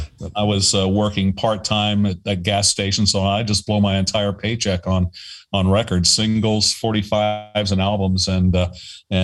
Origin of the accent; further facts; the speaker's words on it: Middletown, Ohio, United States; moved away; also born or lived in San Diego; I grew up with in Middletown, Ohio, which is a, you know, smallish town right in between Cincinnati and Dayton